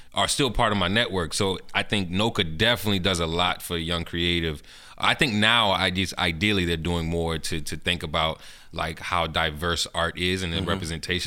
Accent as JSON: {"language": "English", "town": "New Orleans", "region": "Louisiana", "country": "United States", "tie": "born or raised there", "said": "I'm from Algiers, the West Bank"}